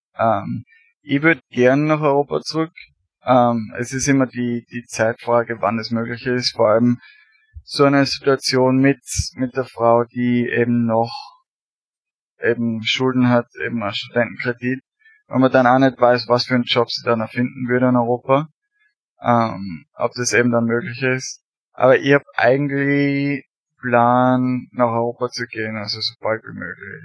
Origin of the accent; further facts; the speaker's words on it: Austria; moved away as an adult; now in United States; als Österreicher